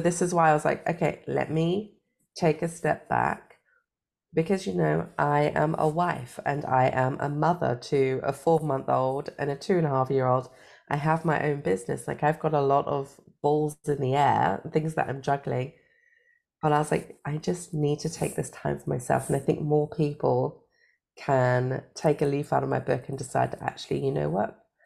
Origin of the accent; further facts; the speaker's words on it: United Kingdom; now in Germany; I am British, but I live in Germany